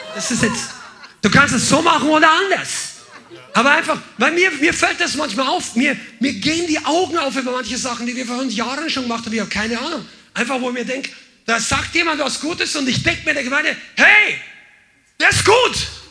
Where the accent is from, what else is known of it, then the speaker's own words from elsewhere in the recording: Bavaria, Germany; ich bin jetzt aus der Unterkultur der Bajuwaren auch noch aufgewachsen